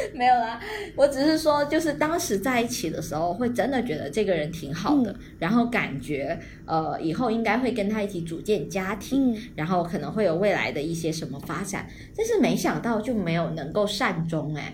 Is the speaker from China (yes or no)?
yes; Guangdong, China; moved away as an adult; 我从， 我们那个草散地区来到了省城读书